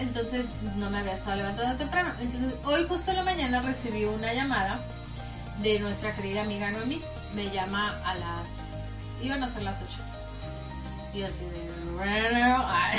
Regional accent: Tampico, Tamaulipas, Mexico; now in United States; yo soy de Tampico

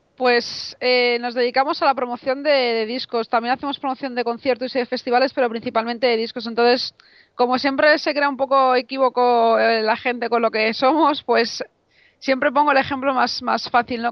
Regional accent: Madrid, Community of Madrid, Spain; yo que soy de Madrid

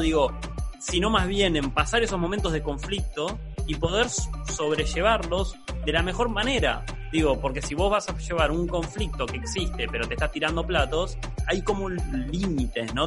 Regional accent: San Martín de los Andes, Neuquén, Argentina; moved away; yo vengo de San Martín de los Andes, pueblo divino, hermoso

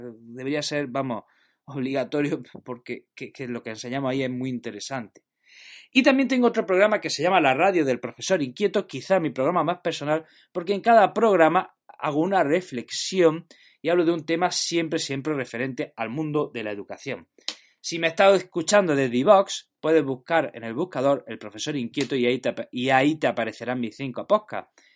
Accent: Jaén, Andalusia, Spain; now in Granada, Spain; soy de Jaén, pero estoy afincado en Granada

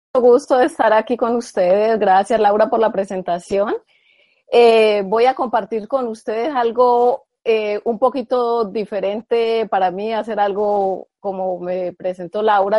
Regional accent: Colombia; yo soy colombiana

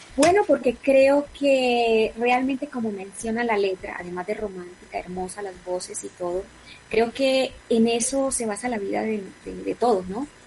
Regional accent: Atlántico, Colombia; moved away; mi tierra, Barranquilla Atlántico, mi departamento del Atlántico

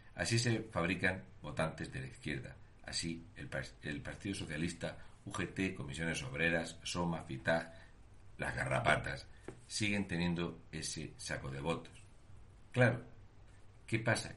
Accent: Region of Murcia, Spain; un murciano encabronao

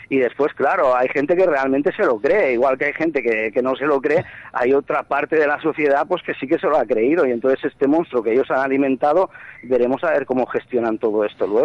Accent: Catalonia, Spain; realmente, pues aquí como catalán muchas veces incluso sientes vergüenza.

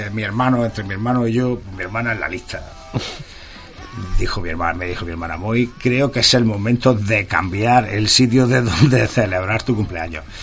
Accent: Marchal, Andalusia, Spain; en mi pueblo es el Marchal

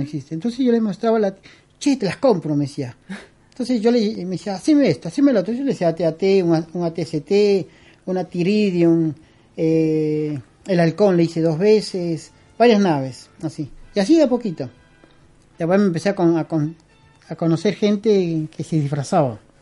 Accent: Peru; moved away as an adult; also born or lived in Lima; now in Argentina; yo soy peruano, yo nací en Perú, pero yo tengo 22 años acá.

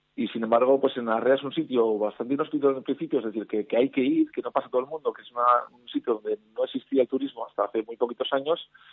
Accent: Campezo, Basque Country, Spain; moved away as an adult; also born or lived in San Sebastián; soy un patatero, un alavés

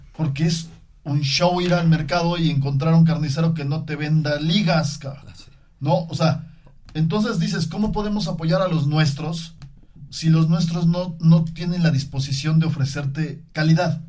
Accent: Mexico; nosotros como mismos mexicanos

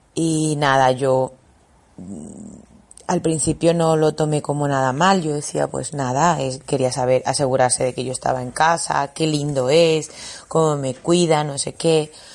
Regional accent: Bolivia; moved away as an adult; yo soy de Bolivia

